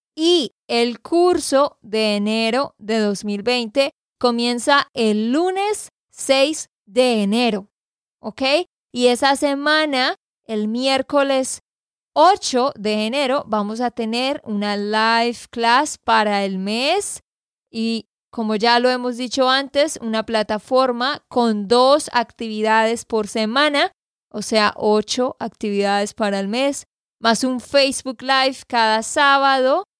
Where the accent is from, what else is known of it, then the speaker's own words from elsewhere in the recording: Santander, Colombia; de Santander, Colombia